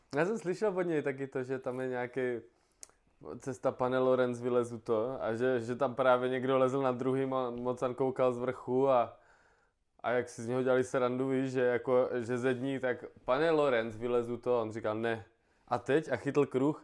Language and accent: Czech; Brno, South Moravian Region, Czechia; já jsem Brňák